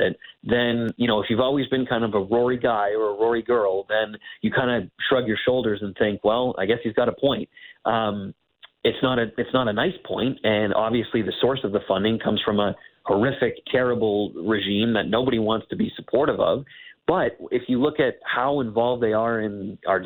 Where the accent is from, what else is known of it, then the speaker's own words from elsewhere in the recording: Canada; as a Canadian